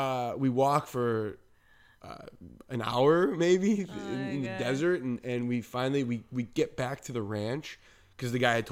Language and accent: English; New Jersey, United States; also born or lived in Long Island / Manhattan; Yeah, I'm from New York. Well, I'm from New Jersey. I lived in New Jersey, but I've lived everywhere, you know.